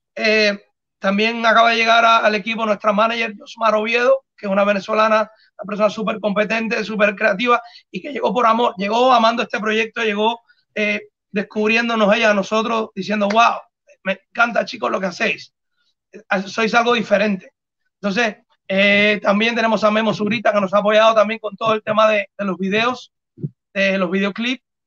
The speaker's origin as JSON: {"language": "Spanish", "country": "Cuba", "said": "somos los tres cubanos"}